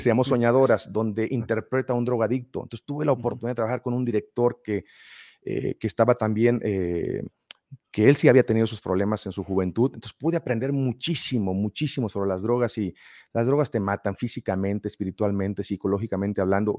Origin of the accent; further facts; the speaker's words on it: Mexico; De México